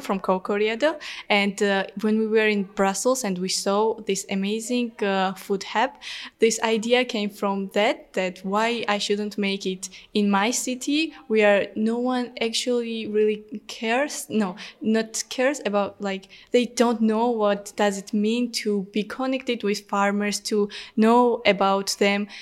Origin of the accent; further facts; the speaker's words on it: Georgia; English is a second language; also born or lived in Tbilisi; I am from Georgia. I live in a small town called Tbili, but I study in Tbilisi.